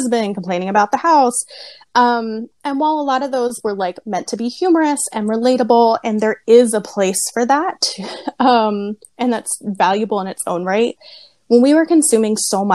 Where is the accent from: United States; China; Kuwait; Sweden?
United States; Lititz, Pennsylvania; I did grow up in Lidditz